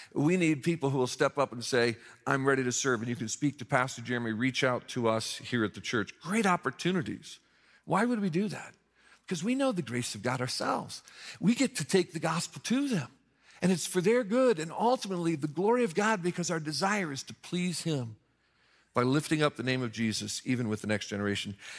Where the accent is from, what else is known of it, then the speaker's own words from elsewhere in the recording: Mishawaka, Indiana, United States; moved away; the Barnes and Noble in my hometown of Mishawaka, Indiana